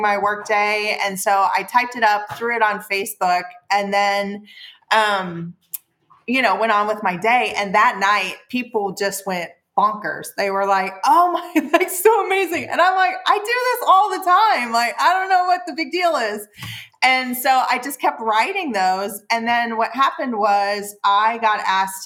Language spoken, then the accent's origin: English; Midwest, United States; also born or lived in Seattle; now in Baja California, Mexico; I'm from the Midwest. My dad's a former salesman.